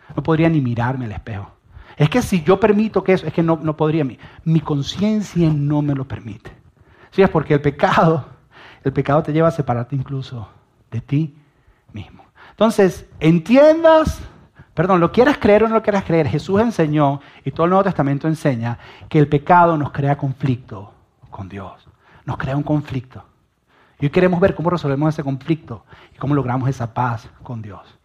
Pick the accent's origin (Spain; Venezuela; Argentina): Venezuela; yo soy venezolano y yo estoy orgulloso de ser venezolano